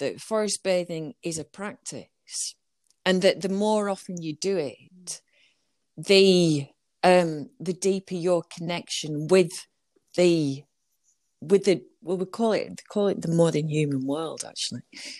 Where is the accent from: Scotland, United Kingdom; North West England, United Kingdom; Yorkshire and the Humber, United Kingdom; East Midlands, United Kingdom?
North West England, United Kingdom; Burnley; I'm originally from Burnley.